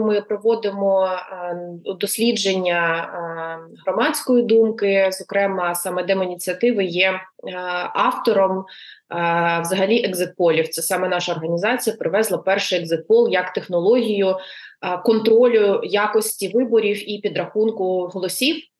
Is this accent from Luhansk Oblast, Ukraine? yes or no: yes; Luhansk Oblast, Ukraine; moved away; я сама з Луганщини, е, я там виросла.